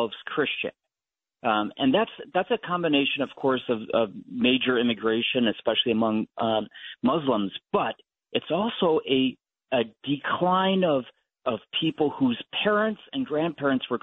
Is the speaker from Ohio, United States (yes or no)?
yes; Ohio, United States; I'm from Ohio